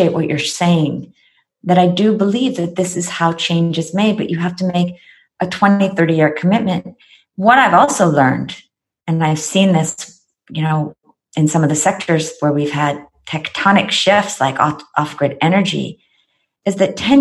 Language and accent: English; United States; I am American